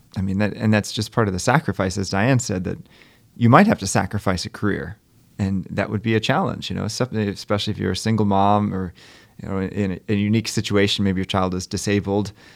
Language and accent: English; Maryland, United States; now in Stamford, United States; I was at a pro-life rally in, in my hometown in Maryland